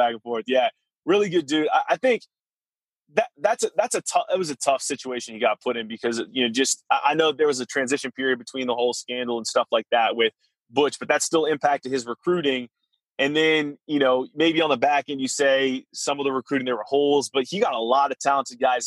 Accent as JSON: {"language": "English", "region": "California", "country": "United States", "tie": "born or raised there", "also_born_or_lived": "North Carolina", "moved": "yes", "said": "I grew up in California."}